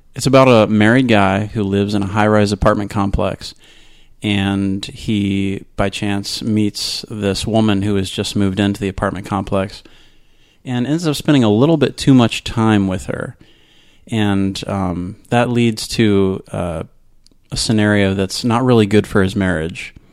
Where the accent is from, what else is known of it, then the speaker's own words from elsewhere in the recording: Florida, United States; also born or lived in Tampa, Florida / Maryland / Orange, California; I've almost been a Floridian all my life, but not quite. I was born in Tampa